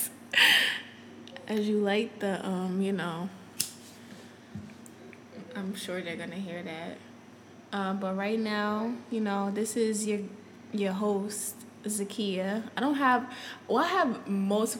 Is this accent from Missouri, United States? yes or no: no; Connecticut, United States; moved away as an adult; now in Houston, United States; I'm originally from Connecticut